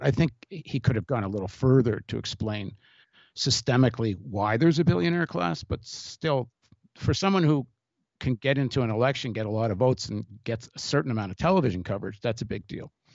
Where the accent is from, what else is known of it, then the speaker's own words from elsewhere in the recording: Canada; I grew up in Canada